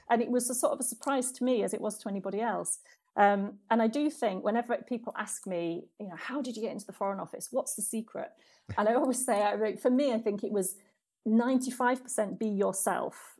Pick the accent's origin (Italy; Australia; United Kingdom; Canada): United Kingdom; moved away as an adult; now in Trinidad and Tobago; as a British person